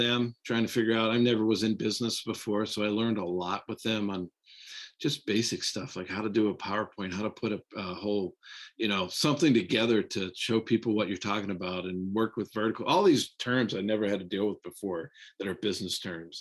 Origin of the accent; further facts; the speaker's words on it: Pittsburgh, Pennsylvania, United States; I grew up here in Pittsburgh